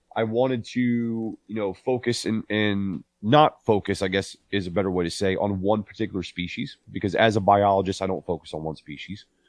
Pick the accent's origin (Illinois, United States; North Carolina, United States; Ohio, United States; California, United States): Ohio, United States; Northeast; I was born and raised in Northeast Ohio